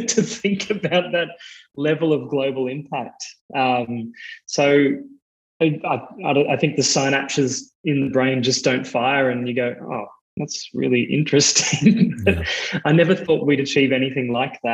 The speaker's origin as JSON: {"language": "English", "country": "Australia", "accent": "Australian", "said": "You can probably hear in my accent, I'm Australian as well"}